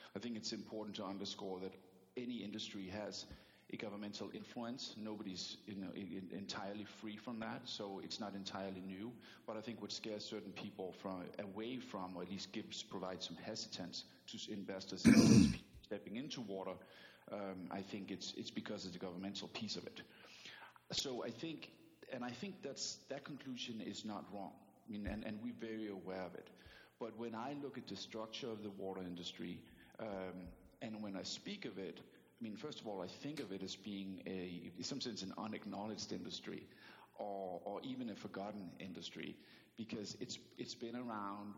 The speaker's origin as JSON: {"language": "English", "country": "Denmark", "also_born_or_lived": "New York City", "second_language": "English", "moved": "as an adult", "lives_now": "United States", "said": "I'm from Denmark, so I do still carry an accent"}